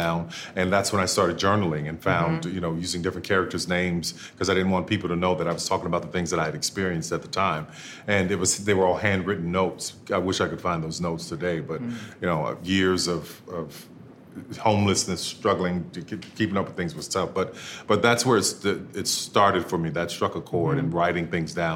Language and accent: English; New Orleans, Louisiana, United States; growing up in New Orleans, you know, and walking from end to end of Bourbon Street